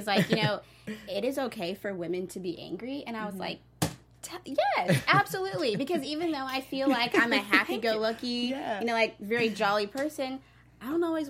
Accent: the South, United States; growing up in the South

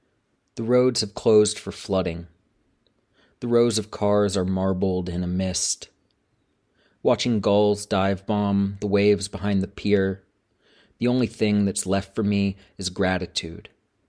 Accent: Georgia, United States; a manuscript about my home state of Georgia.

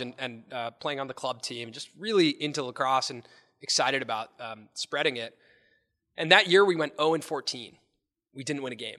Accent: Los Angeles, California, United States; growing up in Los Angeles

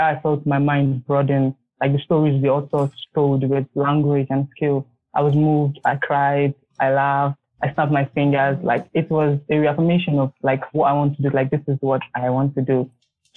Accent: Nigeria; I'm from Nigeria, of Benin descent

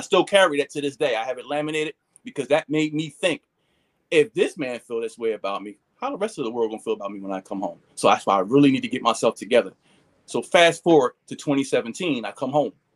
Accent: Philadelphia, Pennsylvania, United States; we moved from North Philly when I was young to the Northeast. Um, so pretty much that's where I grew up at was in the uh, far Northeast

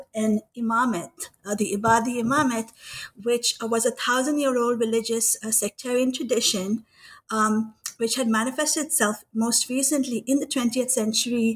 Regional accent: Kuwait; moved away; I grew up in Kuwait. And as a Pakistani

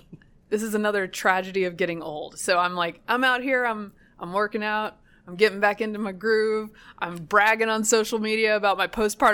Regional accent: the South, United States; now in Washington, United States; I am from the South. I have a warm birthday.

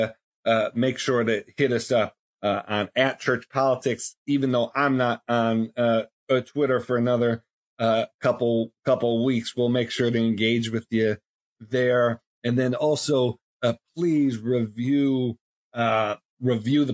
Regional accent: Buffalo, New York, United States; moved away; University of Buffalo, my hometown school

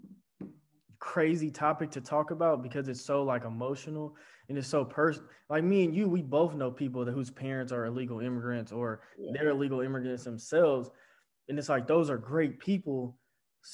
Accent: United States; as an American

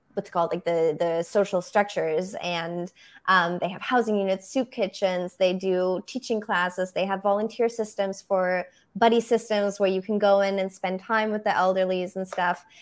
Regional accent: Berlin, Germany; first language German; English is a second language; moved away as an adult; also born or lived in Brussels, Belgium; now in United States; I'm originally from Germany. Yes. Um, that's where I grew up in Berlin.

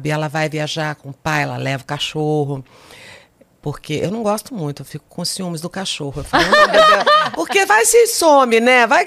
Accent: Goiânia, Goiás, Brazil; born there; Eu nasci em Goiânia. Só de já nascer em Goiânia, que é uma cidade menor, que é uma cidade pequena.

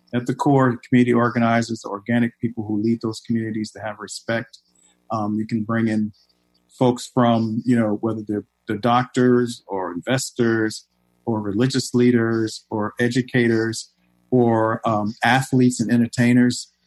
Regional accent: Richmond, Virginia, United States; now in Chicago, United States; I'm from Richmond, Virginia

